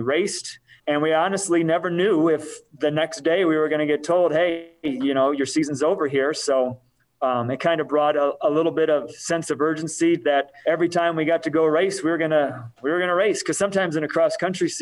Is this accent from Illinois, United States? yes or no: yes; Rockford, Illinois, United States; also born or lived in Pennsylvania; We moved here from Pennsylvania when he got a job there. We lived in Rockford. I went to high school in Rockford